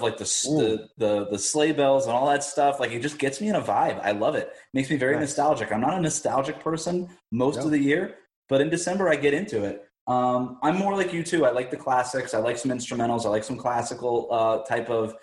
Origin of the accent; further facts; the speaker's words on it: Miami, Florida, United States; growing up in Miami, like, or in South Florida